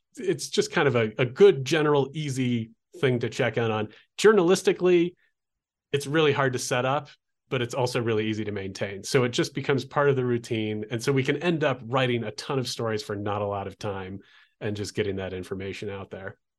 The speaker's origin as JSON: {"language": "English", "town": "Olympia", "region": "Washington", "country": "United States", "tie": "born or raised there", "also_born_or_lived": "Oregon coast", "moved": "as an adult", "lives_now": "Albuquerque, United States", "said": "I grew up in Olympia, Washington"}